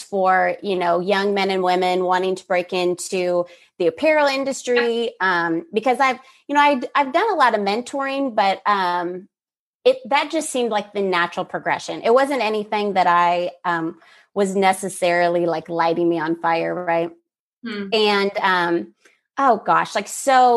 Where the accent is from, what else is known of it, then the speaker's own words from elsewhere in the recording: Kansas City, United States; moved away; also born or lived in Dallas, Texas; I moved from Dallas, Texas to back to where closer to where I'm from in Kansas City